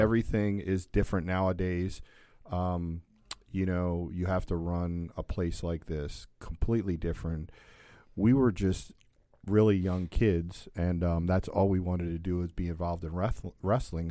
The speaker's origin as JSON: {"language": "English", "town": "Catonsville", "region": "Maryland", "country": "United States", "also_born_or_lived": "Kansas", "said": "I was from Catonsville"}